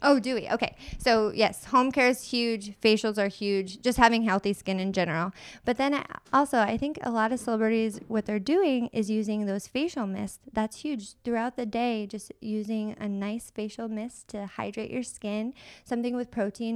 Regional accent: Michigan, United States; now in San Diego, United States; I'm originally from Michigan

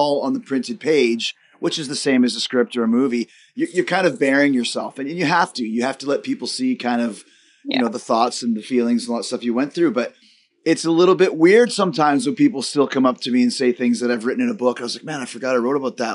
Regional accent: Canada; I'm Canadian

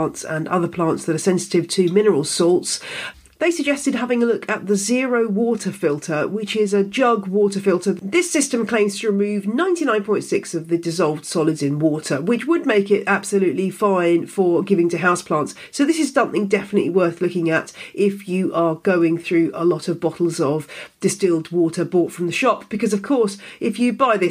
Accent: United Kingdom; being a Brit

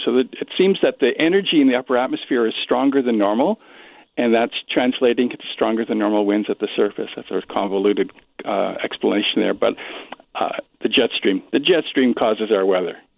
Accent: Regina, Saskatchewan, Canada; now in Winnipeg, Canada; I'm originally from Regina

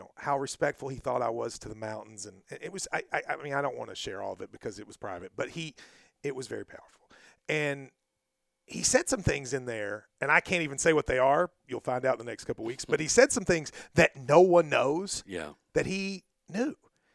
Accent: Middlesboro, Kentucky, United States; we're in Middlesbrough, my hometown.

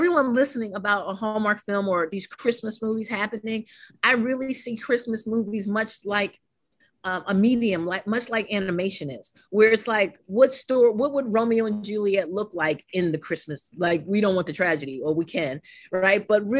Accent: St. Croix, U.S. Virgin Islands; I'm from St. Croix, the U.S. Virgin Islands, so you have us

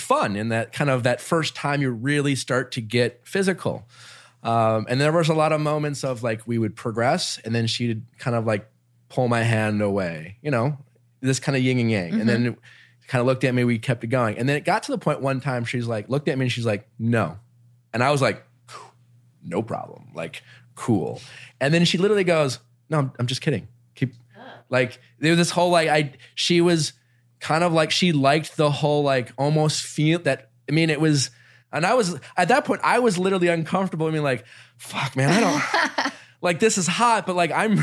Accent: Milwaukee, Wisconsin, United States; growing up in Milwaukee

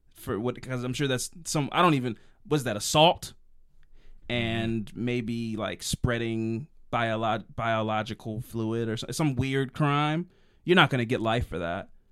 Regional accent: Maryland, United States; I'm from Maryland

